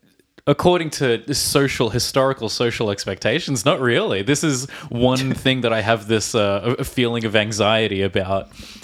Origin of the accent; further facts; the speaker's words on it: Australia; from Australia.